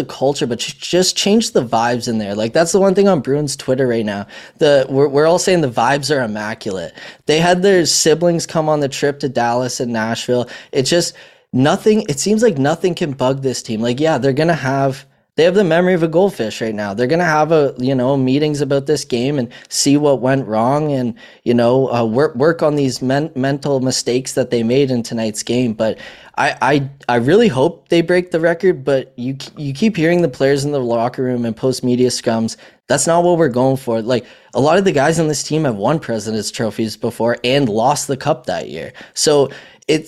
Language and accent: English; Canada; I'm Canadian